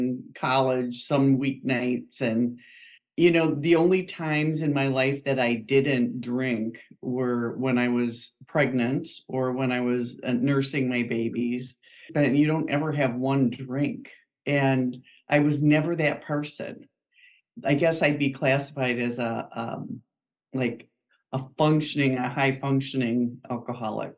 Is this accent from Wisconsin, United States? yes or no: yes; Wisconsin, United States; I am a Wisconsinite, which you'll pick up from my accent in about 2 seconds. I have lived in this area all of my life, a small town in Wisconsin